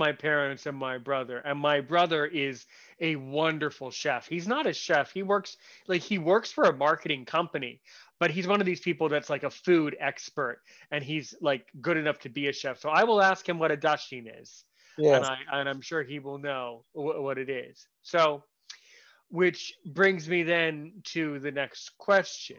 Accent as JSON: {"language": "English", "country": "United States", "said": "I'm American"}